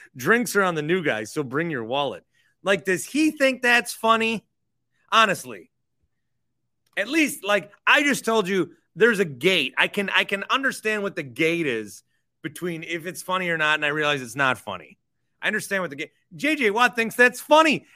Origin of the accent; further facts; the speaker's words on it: Fond du Lac, Wisconsin, United States; I'm from Fond du Lac, Wisconsin